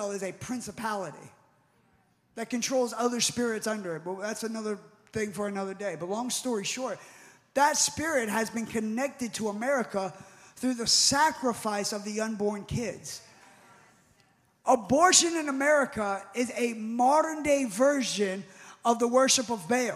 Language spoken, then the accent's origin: English; United States; I was born in the United States